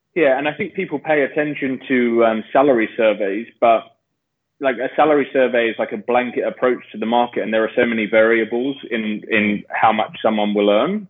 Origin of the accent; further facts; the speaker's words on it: London, United Kingdom; moved away as an adult; now in Australia; I'm from London. Uh, I've been living in Australia for the last eight years